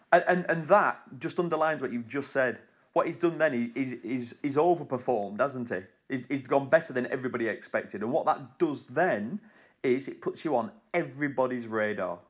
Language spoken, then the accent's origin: English; United Kingdom; As a British, as a young British rider